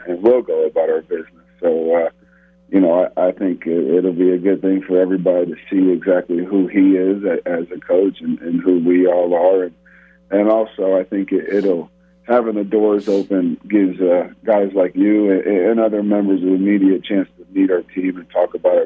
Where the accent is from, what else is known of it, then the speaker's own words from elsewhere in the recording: St. Louis, Missouri, United States; I am from St. Louis, Missouri